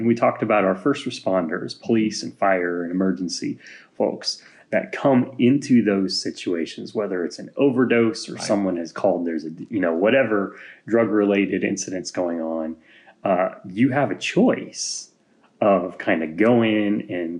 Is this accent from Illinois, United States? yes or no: yes; Illinois, United States; now in Kentucky, United States; growing up in Illinois, we had this a little bit, but I noticed it more so, and it may just be me being an outsider here in Kentucky.